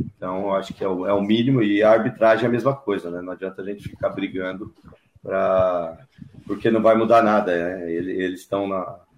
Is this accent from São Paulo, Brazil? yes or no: yes; São Paulo, Brazil; moved away; eu sou natural de São Paulo